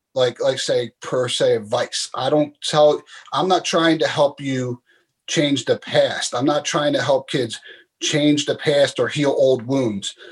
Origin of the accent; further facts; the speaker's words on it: Philadelphia, Pennsylvania, United States; moved away as an adult; growing up in Philadelphia